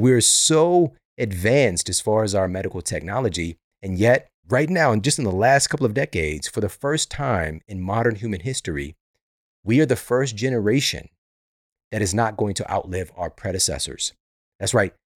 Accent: St. Louis, Missouri, United States; Saint Louis University, which is, this is my hometown

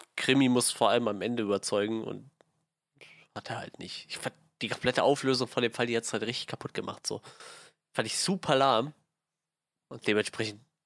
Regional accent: Germany; wir kommen aus Deutschland.

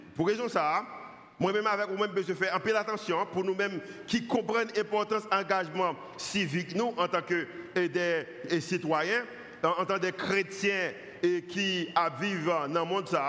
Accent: Haiti; en tant qu'haïtien

